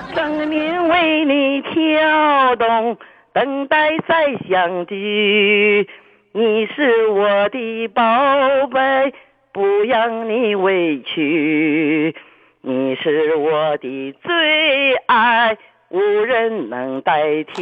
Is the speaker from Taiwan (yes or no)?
no; Shandong, China; accent: Shandong hometown accent; now in Shenyang, China; 我老家是山东人